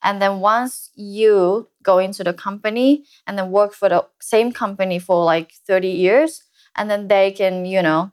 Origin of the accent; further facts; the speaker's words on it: Japan; I love my country